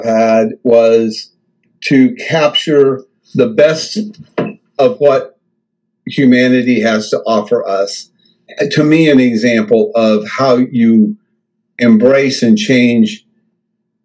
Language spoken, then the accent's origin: English; the Ozarks in southern Missouri, United States; I grew up in the Ozarks in southern Missouri